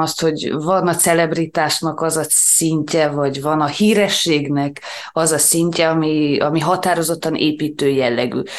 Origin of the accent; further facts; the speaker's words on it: Transylvania, Romania; mi azért itt Erdélyben, pláne Erdély magyarként, talán egy kicsit konzervatívabbak vagyunk